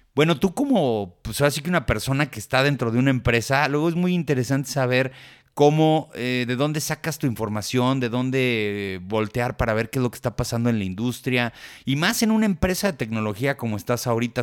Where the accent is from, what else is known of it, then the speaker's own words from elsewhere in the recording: Mexico; somos mexicanos